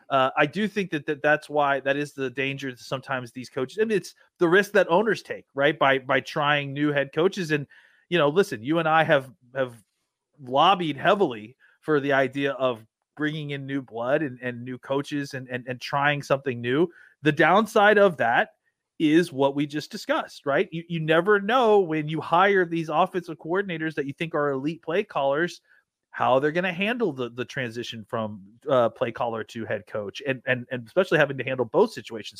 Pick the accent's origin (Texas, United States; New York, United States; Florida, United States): Texas, United States; I'm from Texas.